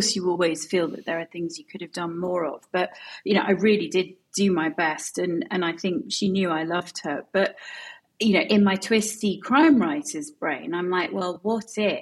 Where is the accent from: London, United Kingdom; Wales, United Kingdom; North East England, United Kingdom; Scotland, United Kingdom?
Scotland, United Kingdom; Edinburgh; I grew up in Edinburgh